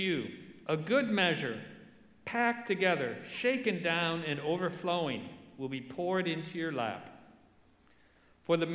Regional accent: Detroit, Michigan, United States; I grew up in Detroit

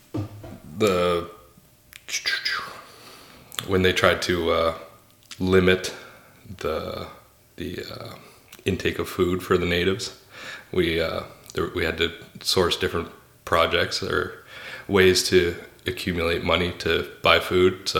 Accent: Epekwitk First Nation, Prince Edward Island, Canada; from the Epekwitk First Nation

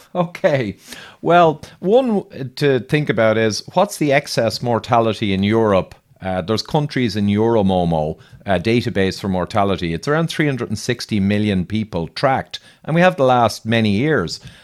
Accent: Ireland; accent: Irish; I'm Irish

